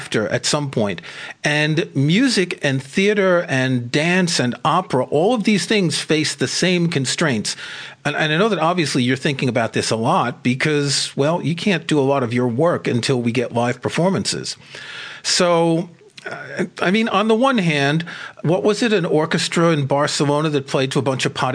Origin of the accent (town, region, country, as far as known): United States; moved away as an adult; also born or lived in Paris, France; now in Stratford-upon-Avon, United Kingdom